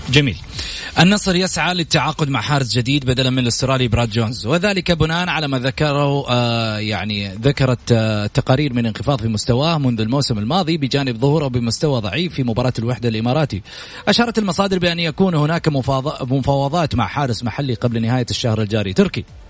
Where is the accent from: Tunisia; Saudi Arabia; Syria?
Saudi Arabia; لنا كسعوديين